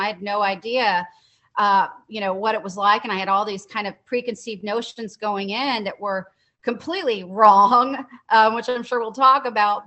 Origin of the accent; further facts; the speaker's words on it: Dallas, Texas, United States; I'm from Dallas, Texas, born and raised